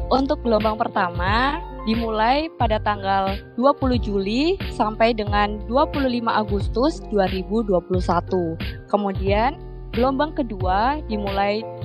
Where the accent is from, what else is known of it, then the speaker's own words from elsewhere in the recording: Sidoarjo, East Java, Indonesia; Asalku dari kota Sidoarjo